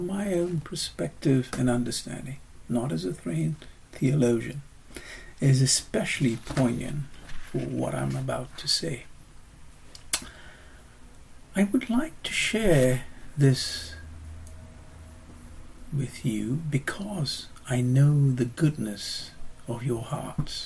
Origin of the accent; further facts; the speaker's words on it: Singapore; moved away as an adult; now in United Kingdom; my growing up in Singapore and, of course, the last 35 years living in the UK.